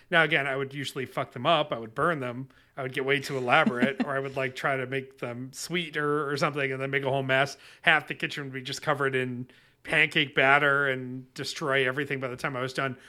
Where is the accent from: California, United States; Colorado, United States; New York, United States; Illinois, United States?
New York, United States; Webster; growing up in Webster, New York